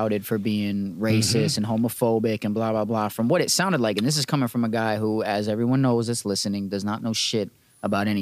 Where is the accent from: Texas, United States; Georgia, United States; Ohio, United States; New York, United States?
New York, United States; I'm from New York